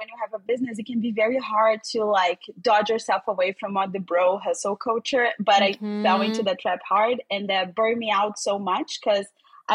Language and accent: English; Rio de Janeiro, Brazil; accent: Brazilian; English is a second language; I'm originally from Rio, Brazil. So if you're here, it's like, which is this accent? It's Brazilian. I'm Brazilian. I'm from Rio. I was born and raised there.